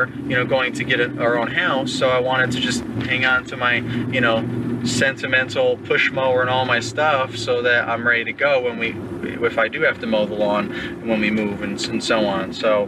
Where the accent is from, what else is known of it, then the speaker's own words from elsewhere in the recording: New York, United States; moved away as an adult; now in Virginia, United States; I'm from New York originally, so that's where we were living